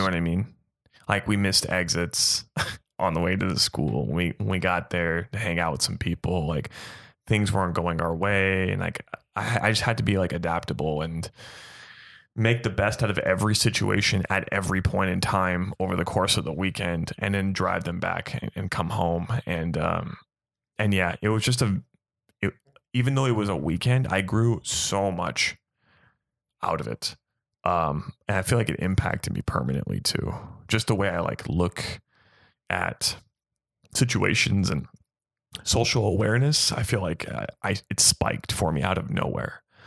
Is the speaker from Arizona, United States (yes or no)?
yes; Gilbert, Arizona, United States; born and raised in Arizona